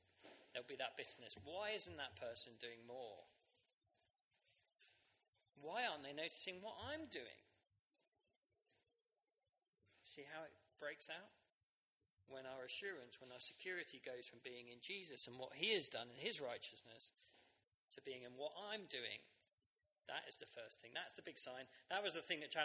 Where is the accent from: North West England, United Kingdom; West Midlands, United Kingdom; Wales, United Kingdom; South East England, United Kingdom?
South East England, United Kingdom; Uckfield; My hometown, Uckfield